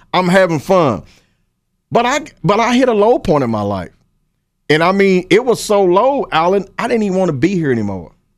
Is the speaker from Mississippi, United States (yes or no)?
no; Paris, Kentucky, United States; also born or lived in Lexington, Kentucky; my hometown credit because that's where I came from